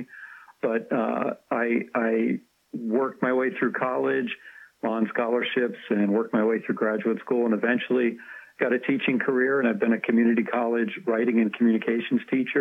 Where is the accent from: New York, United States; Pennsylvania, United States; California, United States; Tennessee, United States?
Pennsylvania, United States; Bedford County; Bedford County, which is about half an hour north of Cumberland, Maryland.